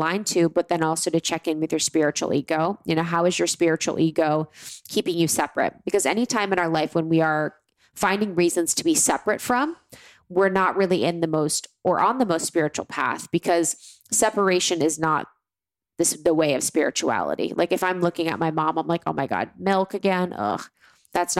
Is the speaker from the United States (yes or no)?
yes; Ohio, United States; moved away; I have such a great gratitude for growing up in Ohio